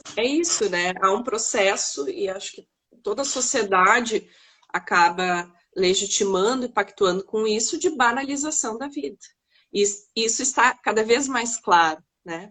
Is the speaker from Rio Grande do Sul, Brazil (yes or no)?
yes; Porto Alegre, Rio Grande do Sul, Brazil; also born or lived in Novo Hamburgo / Cachoeirinha; morava em Porto Alegre, nasci em Porto Alegre, eh, nasci no Hamburgo, logo vim para Porto Alegre. Uh, e com 13 anos fui para Cachoeirinha, passei minha adolescência toda